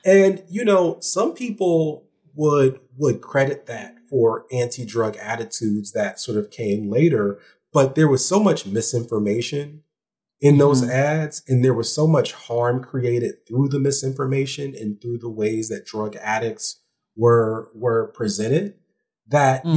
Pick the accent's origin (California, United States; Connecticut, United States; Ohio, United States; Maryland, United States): Ohio, United States; I'm also from Ohio